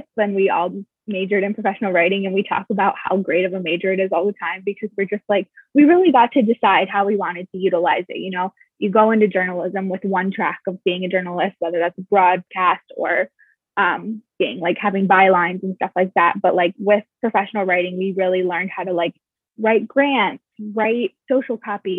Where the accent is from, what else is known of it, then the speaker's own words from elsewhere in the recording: Michigan, United States; now in New York, United States; I'm from Michigan.